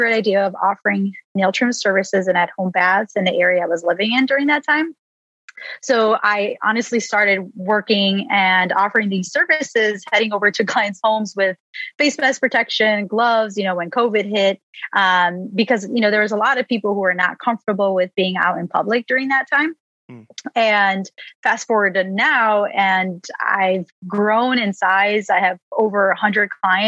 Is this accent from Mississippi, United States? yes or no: no; Chicago, Illinois, United States; I am from the Chicago area